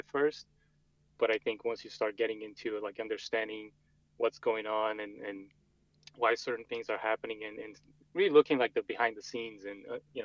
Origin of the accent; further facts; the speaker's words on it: Brazil; moved away as an adult; also born or lived in Montreal, Canada; now in United States; I'm originally from Brazil